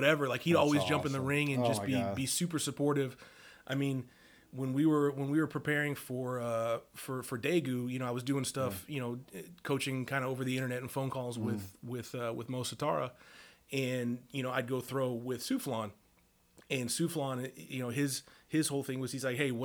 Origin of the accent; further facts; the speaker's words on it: the South Bay, California, United States; I'm from California, the South Bay